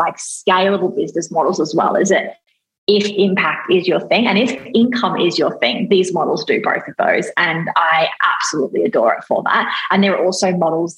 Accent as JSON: {"language": "English", "country": "Australia", "said": "I'm Australian"}